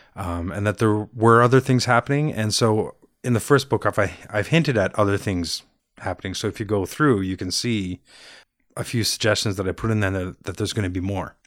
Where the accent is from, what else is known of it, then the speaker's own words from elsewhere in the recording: Brampton, Ontario, Canada; also born or lived in Montreal / Toronto; now in Pickering, Canada; Started in Montreal and then moved to Brampton